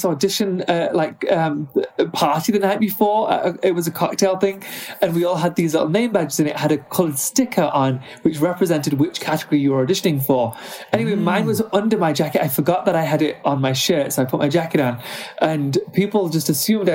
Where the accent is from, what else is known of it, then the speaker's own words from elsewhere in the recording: United Kingdom; moved away as an adult; now in United States; although I'm now American, I was raised in the UK.